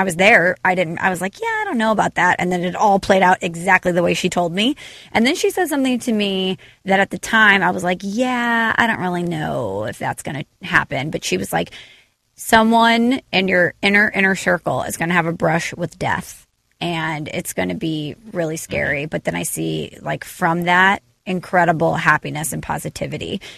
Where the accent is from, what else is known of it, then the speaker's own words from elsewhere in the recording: St. Louis, Missouri, United States; moved away; where are you from? And I said, St. Louis.